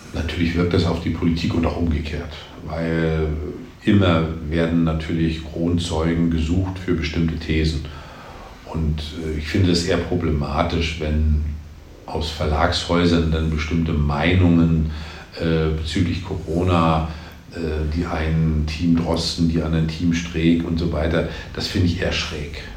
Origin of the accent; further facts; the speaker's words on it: Mecklenburg-Vorpommern, Germany; in meinem Heimatland Mecklenburg-Vorpommern